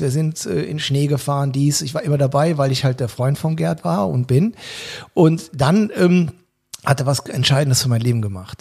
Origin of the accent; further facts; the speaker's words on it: Cologne, North Rhine-Westphalia, Germany; Somit bin ich Kölner geworden